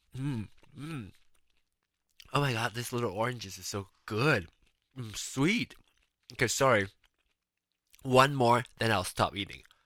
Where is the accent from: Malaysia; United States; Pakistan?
Malaysia; Penang; moved away; locally in, in Penang, which is my hometown, we call it Hokkien